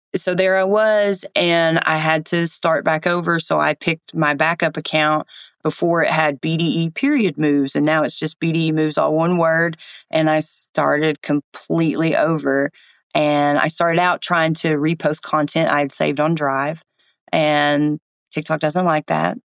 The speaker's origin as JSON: {"language": "English", "region": "East Tennessee", "country": "United States", "tie": "born or raised there", "said": "I grew up in East Tennessee"}